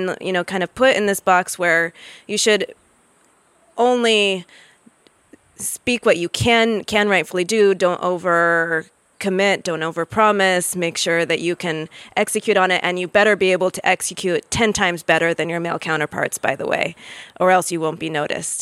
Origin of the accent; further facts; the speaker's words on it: United States; moved away as an adult; also born or lived in Nigeria; I am American